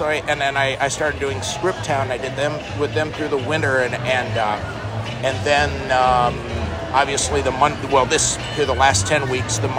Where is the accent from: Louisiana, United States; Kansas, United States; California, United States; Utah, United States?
Louisiana, United States; Shreveport; now in Omaha, United States; I came from Shreveport, Louisiana, and in Shreveport, it's they're very heavy 5K, 5K, 5K.